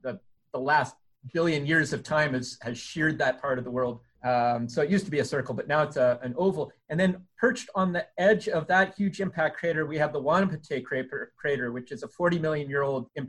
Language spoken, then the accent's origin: English; Sudbury, Ontario, Canada; moved away; Born and raised in Sudbury, Ontario, Canada